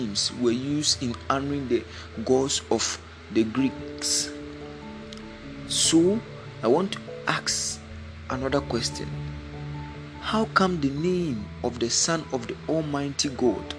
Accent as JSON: {"language": "English", "country": "Ghana", "said": "from Africa, Ghana to be precise"}